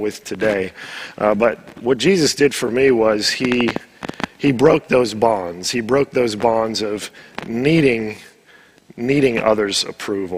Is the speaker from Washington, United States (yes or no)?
no; Southern California, United States; moved away; I was born in the U.S. I grew up in Southern California